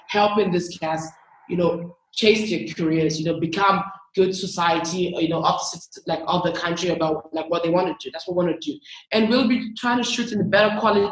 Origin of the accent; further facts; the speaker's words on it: Nigeria; I'm from Nigeria